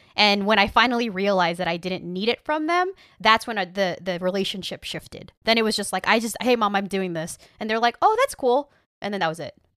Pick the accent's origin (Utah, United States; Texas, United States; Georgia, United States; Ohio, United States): Texas, United States; Rio Grande Valley; I grew up in the Rio Grande Valley